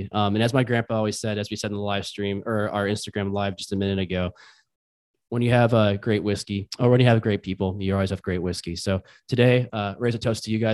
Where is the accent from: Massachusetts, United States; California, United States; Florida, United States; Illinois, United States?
Illinois, United States; Chicago; We're from Chicago. We're based in Chicago